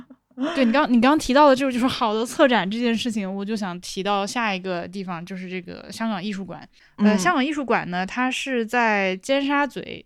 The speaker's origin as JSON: {"language": "Chinese", "country": "China", "said": "香港的朋友们要求高的时候，考虑一下作为内地人的心情。"}